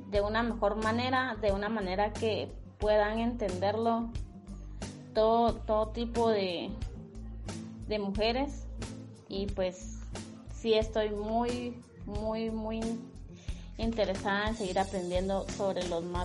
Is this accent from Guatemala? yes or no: yes; Guatemala; eh, soy de Guatemala